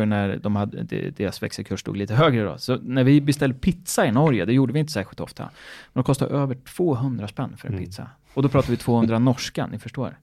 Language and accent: Swedish; Örebro, Örebro County, Sweden; moved away; när jag gick i skolan så var vi iväg. Då, jag kom ju från Örebro.